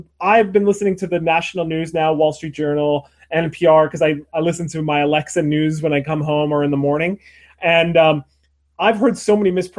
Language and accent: English; Lackawanna County, Pennsylvania, United States; moved away; I grew up in Pennsylvania in our area. Like the name of my county was Lackawanna